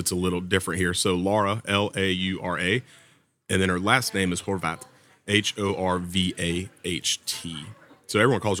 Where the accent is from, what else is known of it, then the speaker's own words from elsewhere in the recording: the South, United States; accent: Southern; But I was a little heartbroken when I went to France, and apparently my Southern accent is too much even in French.